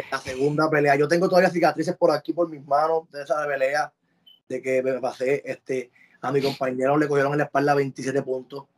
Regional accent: Puerto Rico; moved away as an adult; now in United States; Cuando yo me fui de Puerto Rico

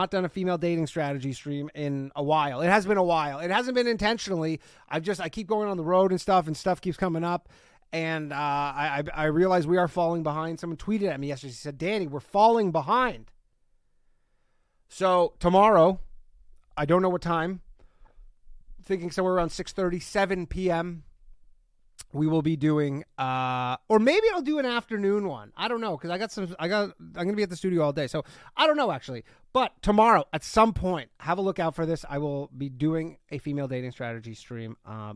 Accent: Canada; I'm from Canada

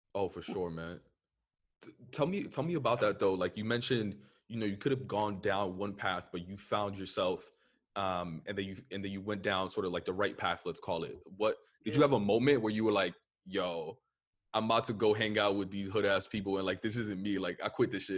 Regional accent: New York City, New York, United States; I'm from the Upper West Side

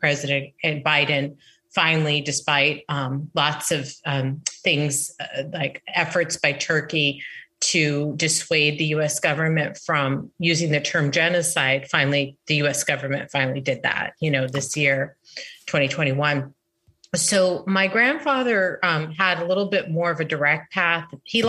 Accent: Fresno, California, United States; I was born in California in Fresno, which is Central California. And my parents were both born in California.

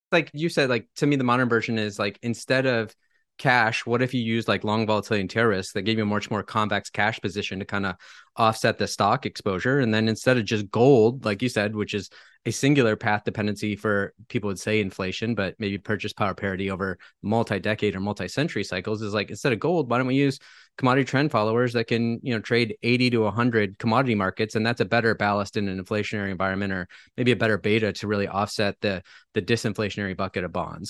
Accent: Michigan, United States; now in Napa, United States; I, I grew up in Michigan, have lived all over the U S, all over the world, but I've been living here in paradise for about thirteen years

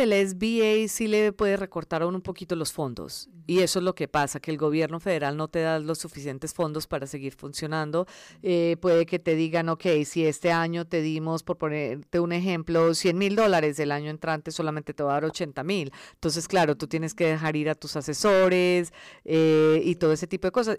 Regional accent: Medellín, Antioquia, Colombia; first language Spanish; moved away as an adult; also born or lived in India; now in Los Angeles, United States; nací en la India, todos somos de la India, entonces cuando, cuando yo tenía cinco años nos fuimos para Colombia y yo crecí en Colombia, en Medellín

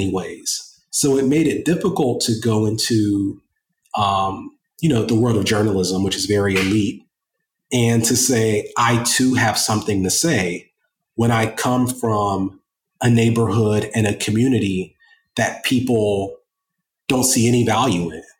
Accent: Columbus, Ohio, United States; I grew up very poor in Columbus, Ohio, raised by a single mother with two sisters

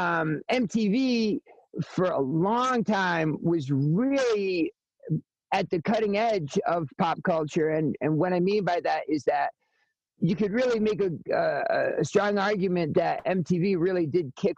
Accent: Connecticut, United States; I'm from Connecticut.

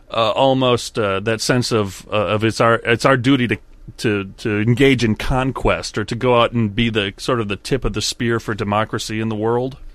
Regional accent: United States; being born and raised in America

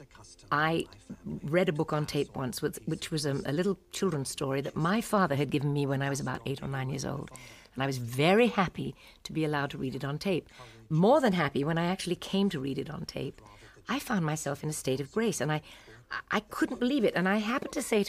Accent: United Kingdom; being British, I'm not used to that kind of heat

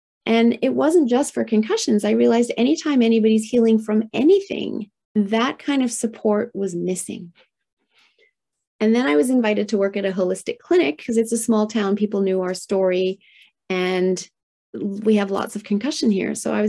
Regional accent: Tokyo, Japan; And I was raised in Tokyo, Japan in the 1970s. Heyday of manufacturing plants spewing out toxins into the atmosphere.

